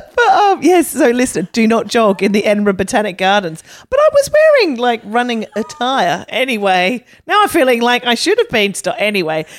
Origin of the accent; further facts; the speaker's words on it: Australia; I was a big chunky girl growing up. And in Australia